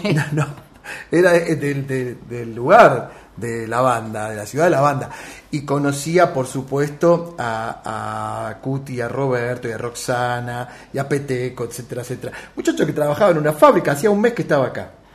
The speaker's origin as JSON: {"language": "Spanish", "country": "Argentina", "tie": "born or raised there", "said": "Yo nací en el otoño europeo, nací acá, pero en Europa era otoño"}